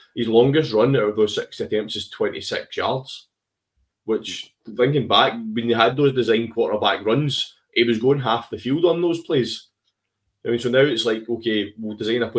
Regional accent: Scotland, United Kingdom; we were hoping as Scottish people

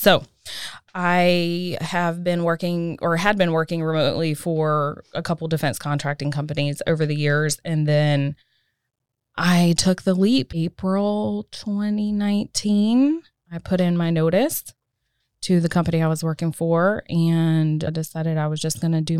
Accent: Fayetteville, North Carolina, United States; moved away as an adult; also born or lived in Washington, D.C.; now in Cary, United States; I grew up in Fayetteville, right outside of Fort Bragg, small military town

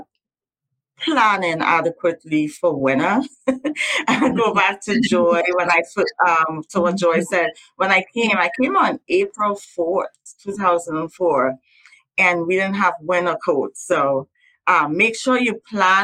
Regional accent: Trinidad & Tobago; now in United States; I'm from Trinidad and Tobago and we eat lots of curry and roti

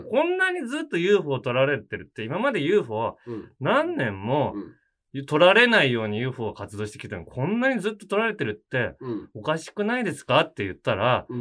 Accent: Hiroshima, Japan; accent: Hiroshima dialect; moved away

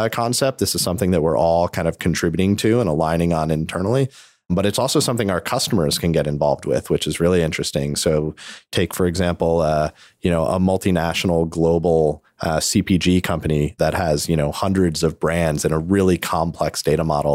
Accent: New York, United States; I'm from New York

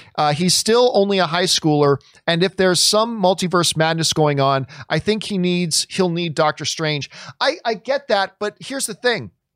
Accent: Canada; I'm Canadian

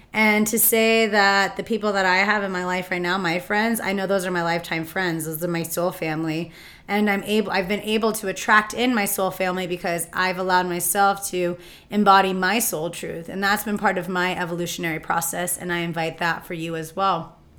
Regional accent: Palm Springs, California, United States; growing up in Palm Springs

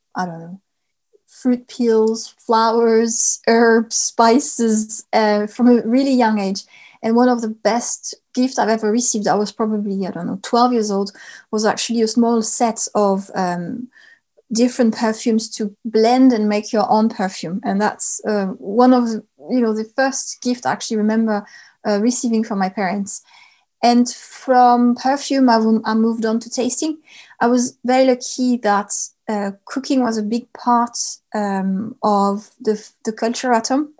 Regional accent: Lot-et-Garonne, Nouvelle-Aquitaine, France; I grew up in the southwest of France in a region called the Lot-et-Garonne.

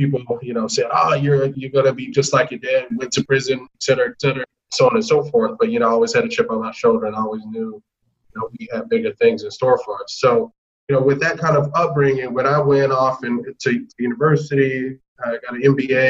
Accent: Atlanta, Georgia, United States; I'm from Atlanta originally. What made me somewhat different was, you know, I grew up a ward of the state

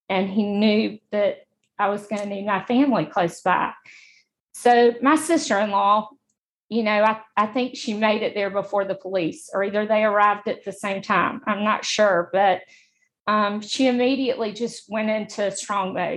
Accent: Montgomery, Alabama, United States; I'm from Montgomery. I've lived here my whole life.

